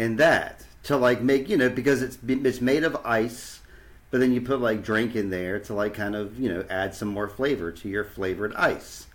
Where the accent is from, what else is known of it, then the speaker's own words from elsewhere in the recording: Virginia, United States; here in Virginia, we hold the door. We hold the door in Virginia.